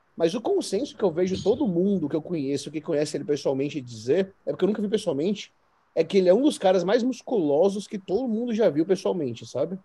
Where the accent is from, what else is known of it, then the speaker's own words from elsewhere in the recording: Bahia, Brazil; a gente é da Bahia